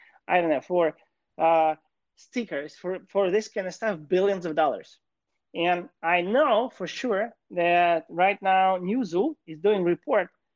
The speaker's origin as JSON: {"language": "English", "region": "Kyiv", "country": "Ukraine", "tie": "born or raised there", "moved": "as an adult", "lives_now": "Los Angeles, United States", "said": "I was born and raised in Kyiv, Ukraine."}